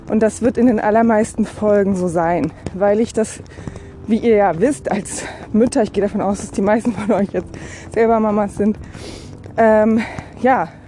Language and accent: German; Berlin, Germany; born there; Ich äh, lebe in Rheinland-Pfalz, bin aber gebürtige Berlinerin